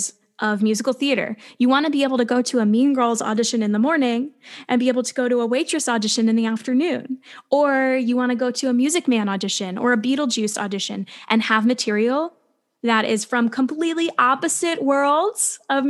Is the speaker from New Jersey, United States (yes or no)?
yes; New Jersey, United States; I grew up in New Jersey, which is only a 40-minute train ride away from New York